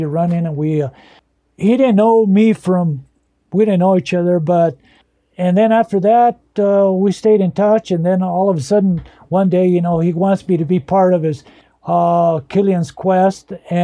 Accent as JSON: {"language": "English", "region": "northern New Mexico", "country": "United States", "tie": "born or raised there", "first_language": "Spanish", "second_language": "English", "said": "growing up in a broken home in northern New Mexico, dirt poor, both parents being illiterate and grandparents being illiterate"}